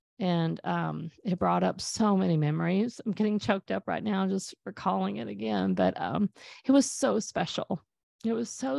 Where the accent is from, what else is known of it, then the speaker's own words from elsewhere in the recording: Texas, United States; a lake house that we grew up at in East Texas.